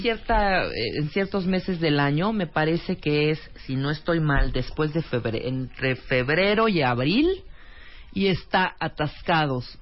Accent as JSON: {"language": "Spanish", "country": "Mexico", "said": "mexicana, totalmente"}